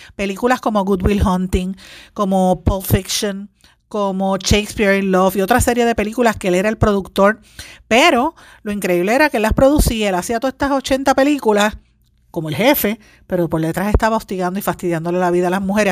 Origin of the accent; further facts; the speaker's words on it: Puerto Rico; me siento orgullosa de haber sido seleccionada como puertorriqueña